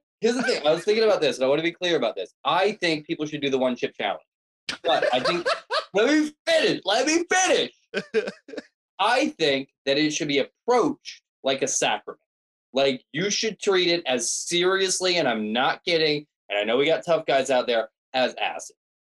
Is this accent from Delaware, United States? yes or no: yes; Delaware, United States; Oh yeah, that's what I need. I'm from Delaware.